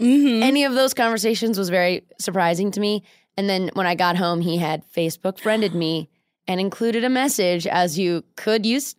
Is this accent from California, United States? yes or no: yes; Orange County, California, United States; also born or lived in New York; now in Los Angeles, United States; when I moved to back to California, I'm from Orange County.